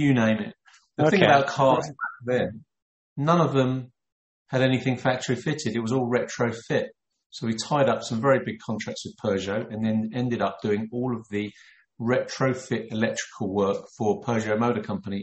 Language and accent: English; London, United Kingdom; I was born in London.